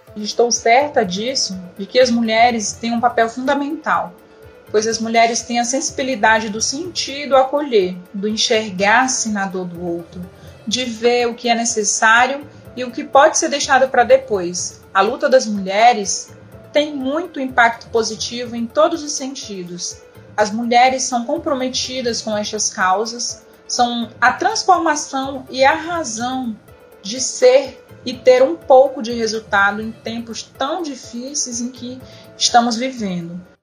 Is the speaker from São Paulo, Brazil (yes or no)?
no; Altamira, Pará, Brazil; Eu nasci em Altamira, Pará e fui criada no beiradão do rio Xingu muitas de suas ilhas.